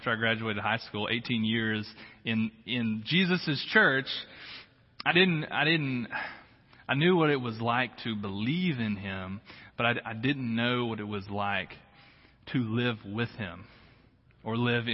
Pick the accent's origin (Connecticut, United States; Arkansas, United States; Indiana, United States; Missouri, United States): Arkansas, United States; Harrison; moved away; Harrison, Arkansas. That's where I grew up.